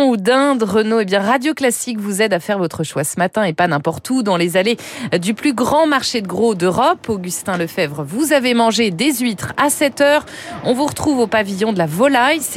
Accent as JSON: {"language": "French", "region": "Brittany", "country": "France", "said": "Hein moi, je suis"}